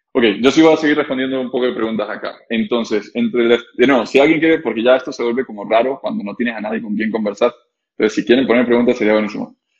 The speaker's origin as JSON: {"language": "Spanish", "country": "Costa Rica", "said": "nosotros somos ticos"}